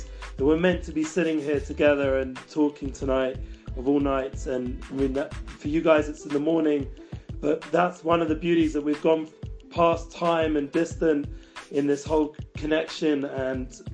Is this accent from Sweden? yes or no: no; London, United Kingdom; now in Israel; growing up in London. And also when I came to Israel